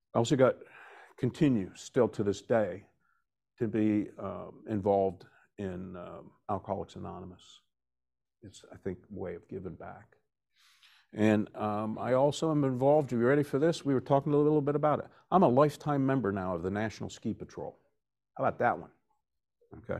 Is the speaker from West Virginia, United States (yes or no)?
yes; West Virginia, United States; moved away as an adult; also born or lived in Vermont; now in New Jersey, United States; I'm originally from West Virginia, I'm making my way to Vermont full-time. I just stopped off in New Jersey for forty-three years to raise a family.